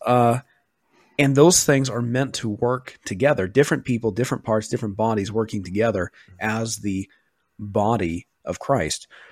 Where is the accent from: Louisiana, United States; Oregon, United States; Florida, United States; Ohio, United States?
Oregon, United States; Western; moved away; where I grew up, um, in Western Oregon